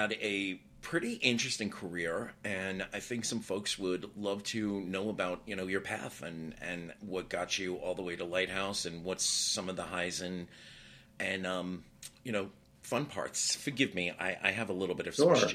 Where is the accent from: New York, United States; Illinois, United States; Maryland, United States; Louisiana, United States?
New York, United States; now in Miami, United States; I was born and raised in New York